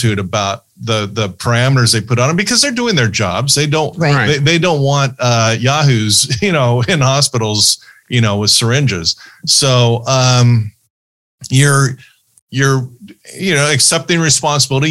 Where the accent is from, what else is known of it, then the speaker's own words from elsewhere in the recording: Fullerton, California, United States; also born or lived in Ohio; I grew up in Fullerton, so Cal State Fullerton is right across the street from my high school